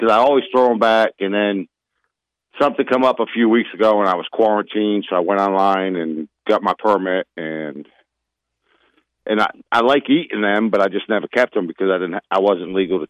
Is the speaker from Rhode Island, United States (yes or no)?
yes; Rhode Island, United States; moved away; I'm originally from Rhode Island, but I've been down here 30 years.